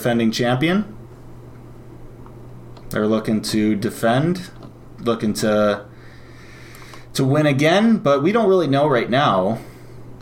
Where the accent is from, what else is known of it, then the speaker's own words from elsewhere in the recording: United States; we're American